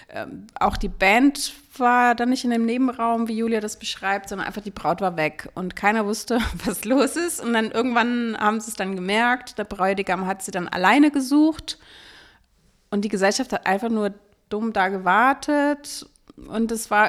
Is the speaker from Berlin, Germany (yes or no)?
yes; Berlin, Germany; kommen wir ja aus Berlin und bei uns ist dieser Brauch tatsächlich nicht so häufig.